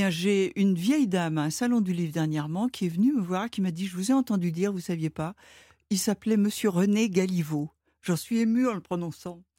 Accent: Rouen, Normandy, France; moved away; j'ai grandi à Rouen.

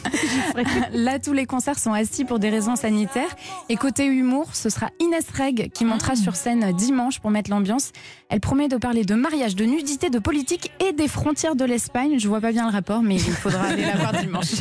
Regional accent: Auvergne-Rhône-Alpes, France; chez moi, en Auvergne

